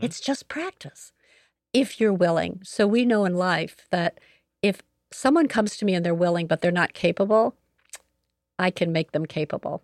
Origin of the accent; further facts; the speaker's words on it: Joliet, Illinois, United States; I am a native of Joliet, Illinois, so I grew up here in Joliet